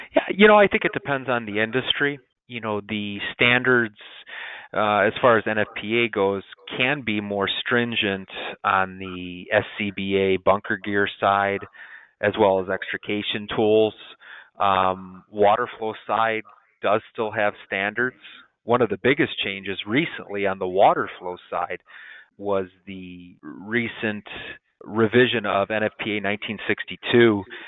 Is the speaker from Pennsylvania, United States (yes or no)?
no; Dyer, Indiana, United States; now in Crown Point, United States; my hometown in Dyer, Indiana